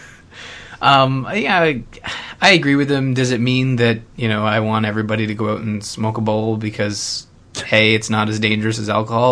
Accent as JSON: {"language": "English", "country": "Canada", "tie": "born or raised there", "said": "growing up as a Canadian"}